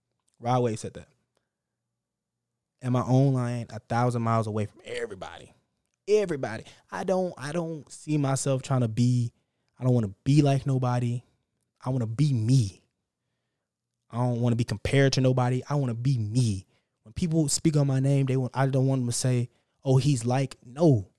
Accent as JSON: {"language": "English", "region": "Texas", "country": "United States", "said": "And now I'm from Texas. We drive fast here."}